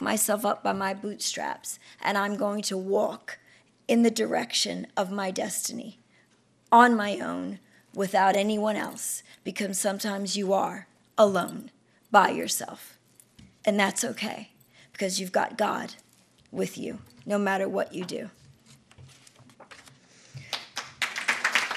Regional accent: New York City, New York, United States; I come from the South Bronx. I come from 2 drug-addicted parents.

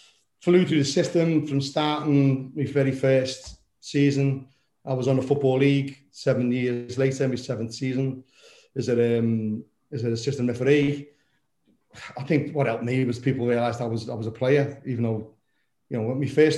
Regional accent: Liverpool, North West England, United Kingdom; moved away as an adult; now in Somerset, United Kingdom; My background's obviously from Liverpool, originally born and bred in Anfield, right under the lights of the stadium. Moved down to Somerset 31 years ago

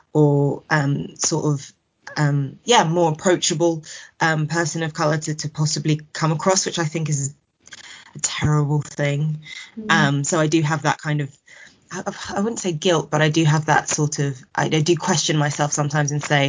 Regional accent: Kent, South East England, United Kingdom; my experience growing up in Kent.

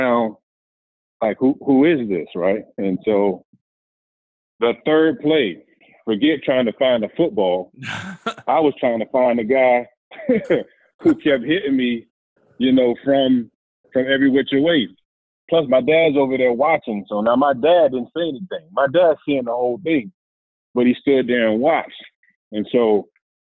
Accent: Miami, Florida, United States; I'm from Miami, Florida

